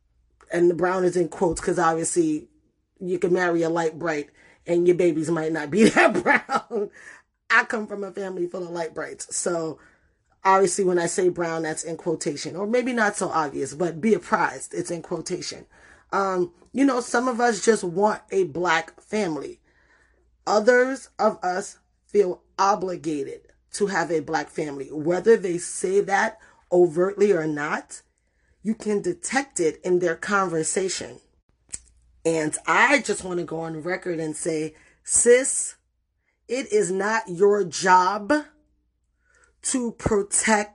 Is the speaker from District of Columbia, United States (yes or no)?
no; New York City, New York, United States; moved away; also born or lived in Puerto Rico; I grew up in the Bronx